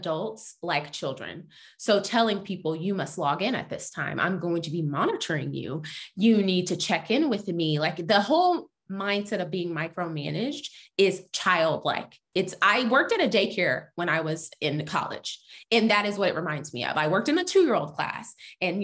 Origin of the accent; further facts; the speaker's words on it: Texas, United States; I'm from Texas